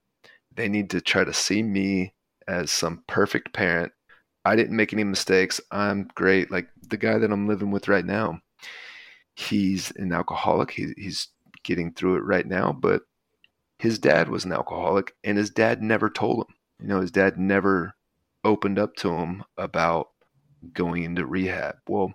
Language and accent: English; the South, United States; So as I was growing up in the South in a very patriarchal household